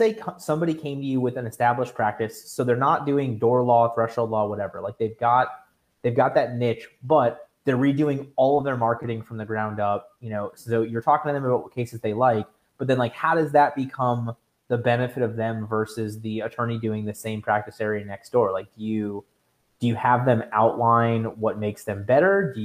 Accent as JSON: {"language": "English", "region": "Florida", "country": "United States", "said": "I'm from Florida"}